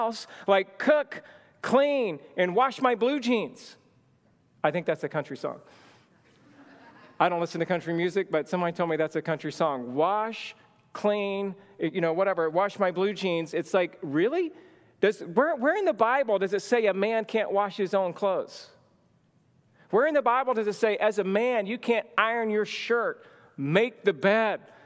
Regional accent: the South, United States; moved away; I grew up in the South

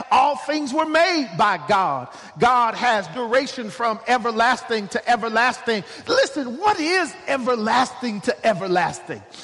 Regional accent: Oklahoma, United States; I'm from Oklahoma

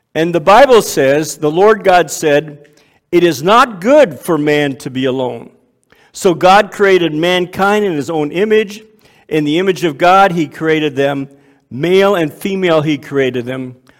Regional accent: Waterloo, Ontario, Canada; I was born and raised in Waterloo, Ontario, grew up in church

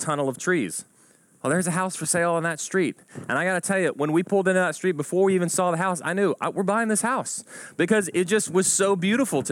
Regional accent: Houston suburb, Texas, United States; I grew up around Houston, and not in Houston, but in a Houston suburb

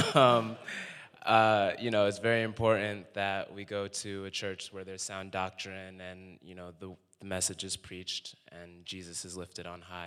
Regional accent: Connecticut, United States; moved away; also born or lived in New York; I'm from Connecticut. also lived in New York.

